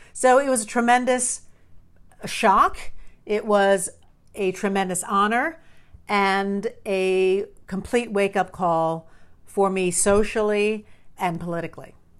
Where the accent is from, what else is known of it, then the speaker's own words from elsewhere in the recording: New York, United States; I grew up in New York.